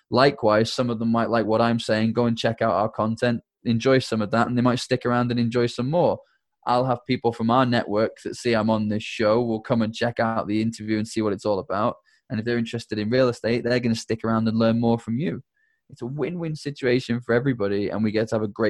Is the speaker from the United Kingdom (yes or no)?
yes; United Kingdom; I'm British